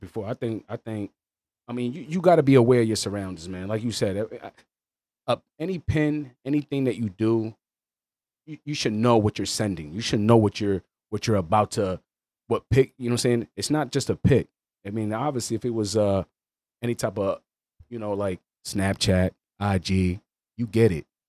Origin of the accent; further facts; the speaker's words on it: York, Pennsylvania, United States; also born or lived in New Jersey; born in, uh, Jersey, you know, out there. Uh, grew up in York, P A, a little bit